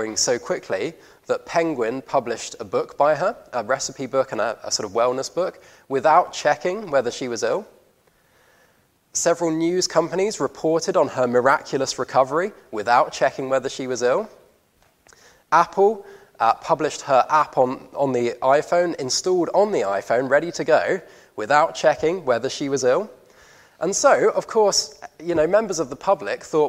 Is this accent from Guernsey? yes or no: yes; Guernsey; I grew up on Guernsey